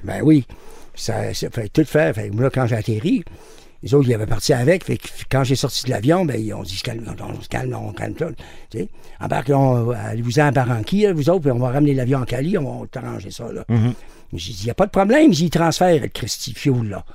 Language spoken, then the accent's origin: French; Montreal, Quebec, Canada; je suis revenu chez nous, à Montréal.